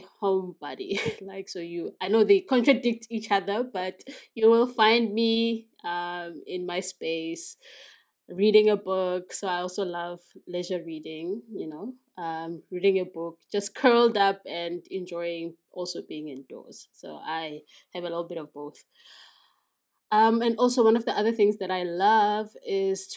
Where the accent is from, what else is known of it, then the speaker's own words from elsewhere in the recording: KwaMashu, KwaZulu-Natal, South Africa; I was born in KwaMashu in KwaZulu-Natal.